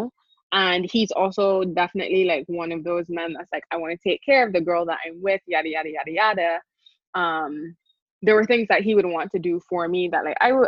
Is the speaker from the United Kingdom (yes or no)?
no; Barbados; I grew up in the Caribbean. I grew up in Barbados.